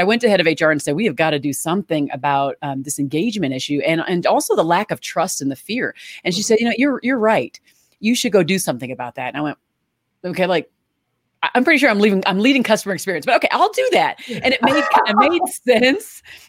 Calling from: Aurora, Colorado, United States; Well, I'm joining from Aurora, Colorado, which is a suburb from Denver.

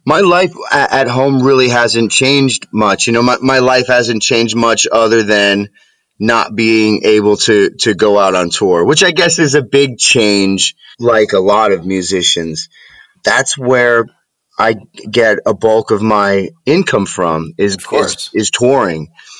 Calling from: Preston Hollow, New York, United States; I'm in rural New York State. I'm in a very, very small town in central New York called Preston Hollow.

